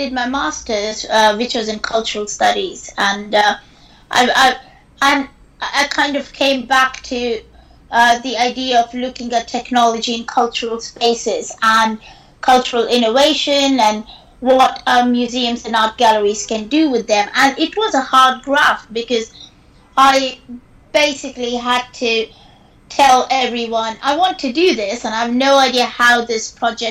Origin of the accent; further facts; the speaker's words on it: India; moved away as an adult; now in United Kingdom; growing up in India